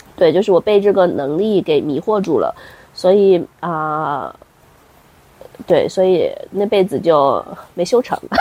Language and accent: Chinese; China; 我们中国人